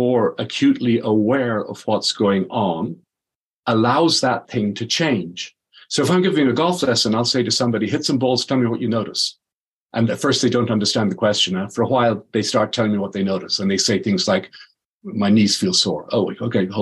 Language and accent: English; Dublin, Leinster, Ireland; So I'm Irish. I was in Dublin.